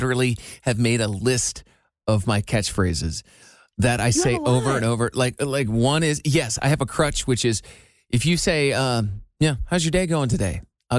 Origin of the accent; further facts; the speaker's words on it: Iowa, United States; I am from Iowa. I am nowhere near the South.